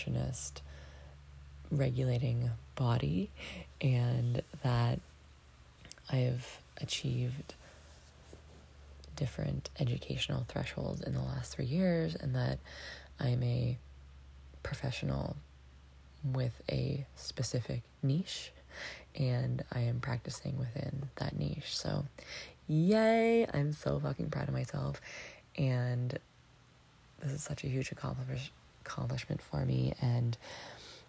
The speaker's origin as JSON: {"language": "English", "town": "Lion's Head", "region": "Ontario", "country": "Canada", "tie": "born or raised there", "moved": "yes", "said": "my hometown, Lion's Head"}